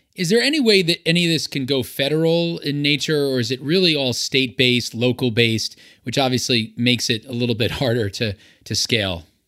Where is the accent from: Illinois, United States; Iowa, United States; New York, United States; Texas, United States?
New York, United States; my home state of New York